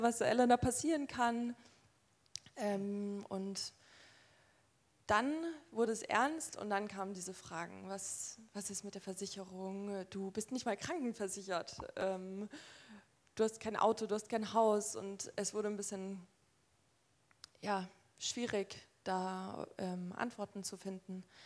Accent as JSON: {"language": "German", "town": "Nuremberg", "region": "Bavaria", "country": "Germany", "tie": "born or raised there", "said": "Ich bin in Nürnberg ähm, geboren und aufgewachsen"}